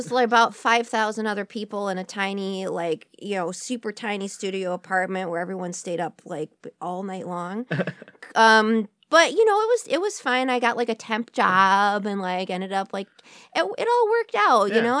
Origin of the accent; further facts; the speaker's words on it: Royal Oak, Michigan, United States; also born or lived in San Francisco; I grew up in Royal Oak, Michigan. Mm-hmm. But I spent like my whole adulthood like in San Francisco.